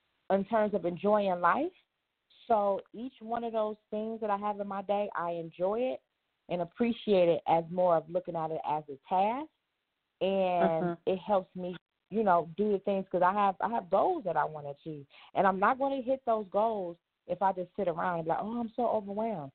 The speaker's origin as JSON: {"language": "English", "town": "Detroit", "region": "Michigan", "country": "United States", "also_born_or_lived": "Atlanta / New York / Las Vegas / California", "moved": "yes", "said": "I'm from Detroit. But I've lived in Atlanta, New York, Vegas, and California"}